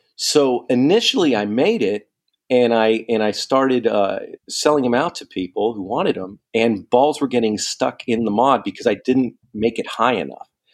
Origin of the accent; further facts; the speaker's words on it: San Diego, California, United States; moved away as an adult; I'm from San Diego, and I, I used to live all over the place. So, I came back home here